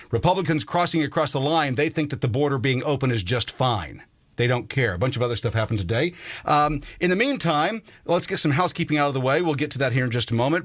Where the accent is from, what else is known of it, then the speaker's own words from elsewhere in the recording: United States; I'm an American citizen.